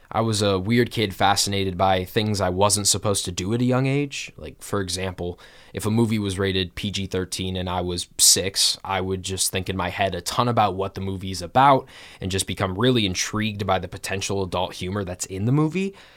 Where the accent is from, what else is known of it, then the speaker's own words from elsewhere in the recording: Kalamazoo, Michigan, United States; I am from Kalamazoo, Michigan